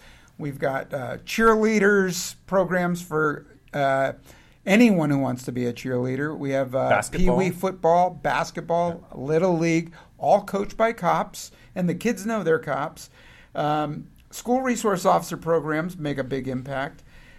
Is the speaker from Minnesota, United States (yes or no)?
no; San Francisco, California, United States; as I grew up in San Francisco and out and got interested in criminal justice classes.